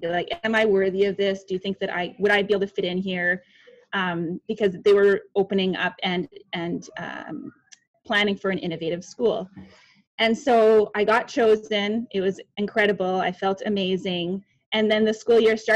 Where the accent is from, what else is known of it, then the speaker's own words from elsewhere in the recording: Winnipeg, Manitoba, Canada; I am from Winnipeg, Manitoba, Canada